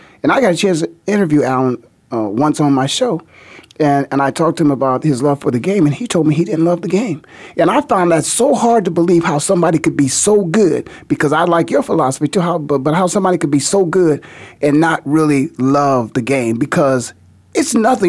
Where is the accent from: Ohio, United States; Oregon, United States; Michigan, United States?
Ohio, United States; Canton; being born and raised in Canton, Ohio